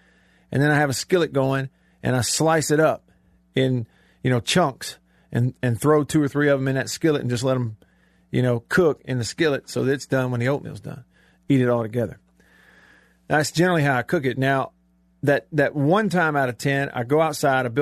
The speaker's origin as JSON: {"language": "English", "region": "Alabama", "country": "United States", "tie": "born or raised there", "said": "I grew up in Alabama"}